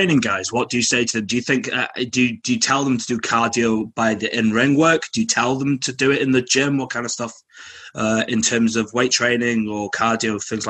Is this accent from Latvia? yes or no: no; Manchester, North West England, United Kingdom; now in Glasgow, United Kingdom